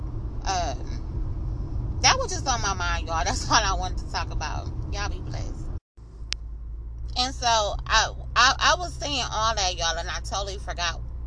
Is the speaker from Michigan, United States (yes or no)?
yes; Flint, Michigan, United States; I'm from Flint, I'm from Michigan